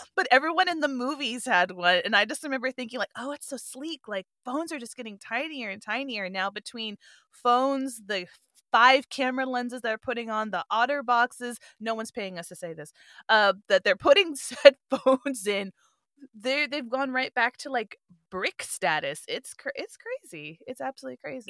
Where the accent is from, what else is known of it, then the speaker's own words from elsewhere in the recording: Southwest, United States; also born or lived in Europe; growing up in the Southwest